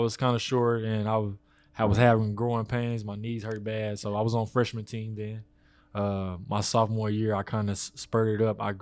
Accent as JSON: {"language": "English", "town": "Waco", "region": "Texas", "country": "United States", "tie": "born or raised there", "moved": "yes", "said": "be with my family and spend some time here in my hometown"}